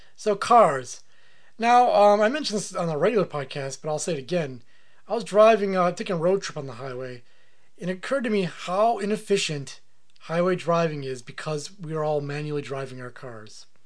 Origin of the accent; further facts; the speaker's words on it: United States; it's my right as an American